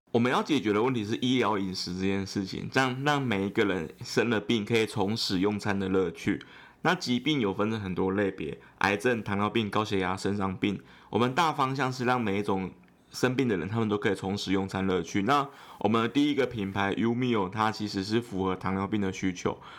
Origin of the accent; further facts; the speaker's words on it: Yilan County, Taiwan; 我是宜兰人